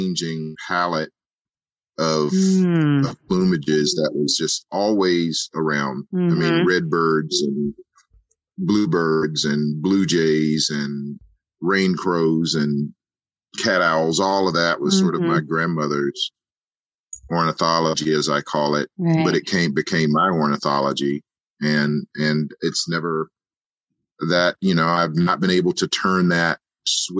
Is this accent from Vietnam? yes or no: no; Edgefield, South Carolina, United States; I grew up in Edgefield, South Carolina